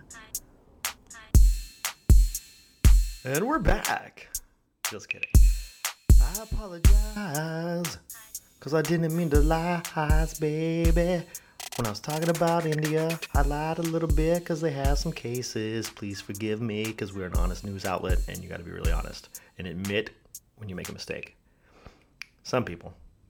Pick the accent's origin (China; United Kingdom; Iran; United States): China; moved away; when I was a kid growing up in China